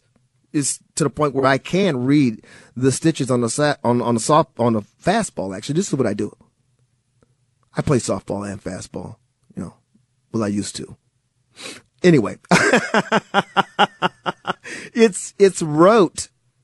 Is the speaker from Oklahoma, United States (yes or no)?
no; Milwaukee, Wisconsin, United States; I grew up in Milwaukee, Wisconsin. My parents are from Mississippi. We would make the trip down maybe once or twice a year.